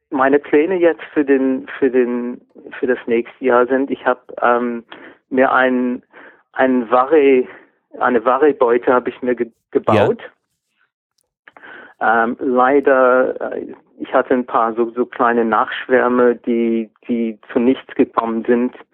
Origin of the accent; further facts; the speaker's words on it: Baden-Württemberg, Germany; accent: Swabian; first language Swabian; also Schwäbisch ist, ist, ist meine